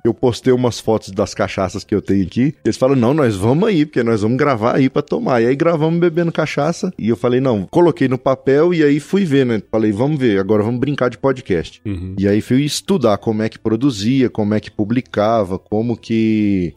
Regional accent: Taguatinga, Federal District, Brazil; Nasci na cidade, né, em Taguatinga, uma... morava em Taguatinga, meus pais, é uma cidade satélite aqui de Brasília.

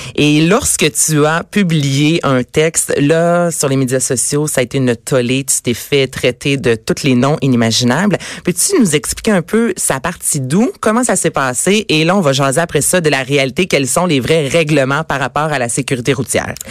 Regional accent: Quebec, Canada; chez nous, au Québec

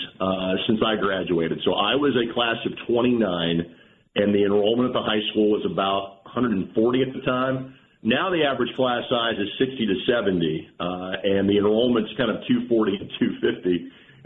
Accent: Lanesville, Indiana, United States; born or raised there

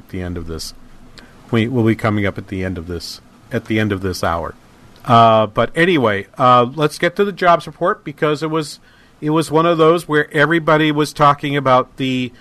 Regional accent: New England, United States; accent: New England; if you suss through my accent a little bit, you realize I'm from New England

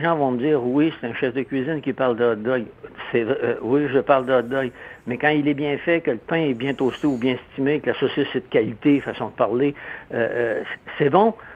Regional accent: Quebec, Canada; also born or lived in Montreal; je viens de, la campagne

